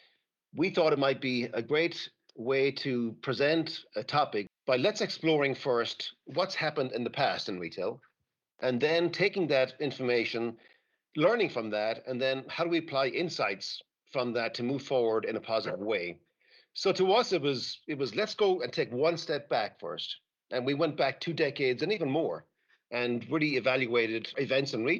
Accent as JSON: {"language": "English", "country": "Ireland", "said": "Being Irish"}